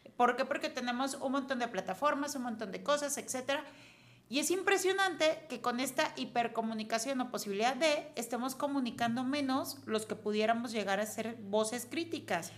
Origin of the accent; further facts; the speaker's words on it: Mexico; los mexicanos no nos sintamos un solo equipo, que somos los mexicanos